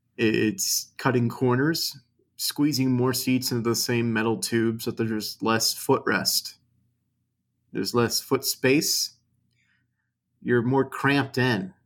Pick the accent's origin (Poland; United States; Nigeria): United States; I'm an American